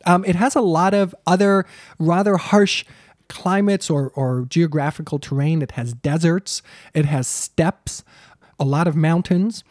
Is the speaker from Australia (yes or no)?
no; United States; as an American T V news watcher